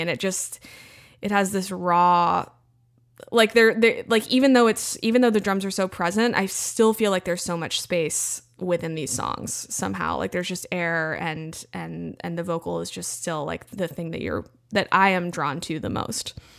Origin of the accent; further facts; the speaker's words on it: Central Texas, United States; growing up in Central Texas